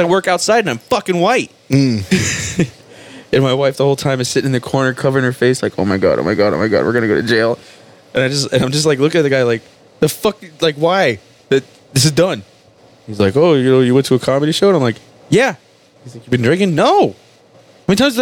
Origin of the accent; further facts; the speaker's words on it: Cutler Ridge, Florida, United States; I grew up mostly around Color Ridge